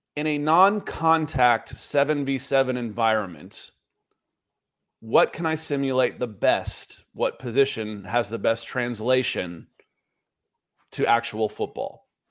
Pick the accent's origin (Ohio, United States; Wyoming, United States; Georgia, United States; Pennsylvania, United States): Georgia, United States; Atlanta; I grew up in Atlanta